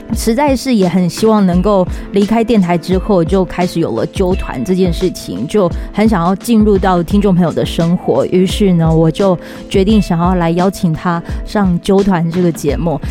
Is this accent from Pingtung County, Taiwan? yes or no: yes; Pingtung County, Taiwan; 屏东，我是屏东人